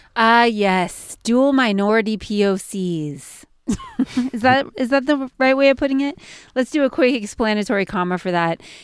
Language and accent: English; California, United States; I'm from California, California born and raised